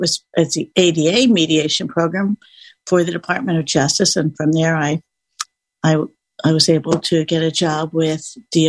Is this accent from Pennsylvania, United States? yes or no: yes; Williamsport, Pennsylvania, United States; moved away as an adult; also born or lived in Boston, Massachusetts; now in Silver Spring, United States; I grew up in Williamsport, Pennsylvania